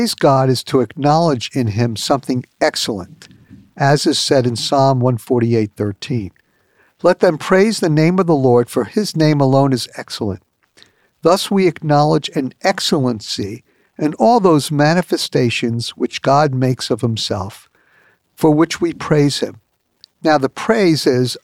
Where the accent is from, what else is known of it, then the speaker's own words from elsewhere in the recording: New York, United States; as a New Yorker